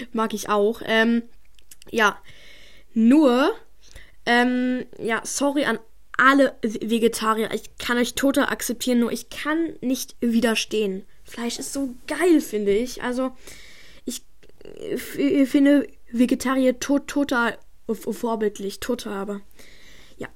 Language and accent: German; Munich, Bavaria, Germany; now in Berlin, Germany; ich bin in, in München geboren